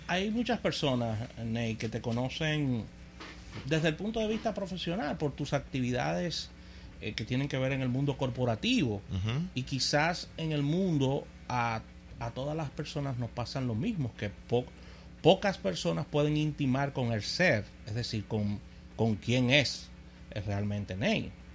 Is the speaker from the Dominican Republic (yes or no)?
yes; Dominican Republic